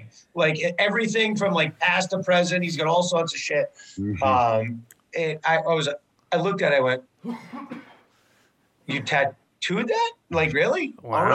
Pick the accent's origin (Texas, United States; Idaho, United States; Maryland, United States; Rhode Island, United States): Rhode Island, United States; I'm from Rhode Island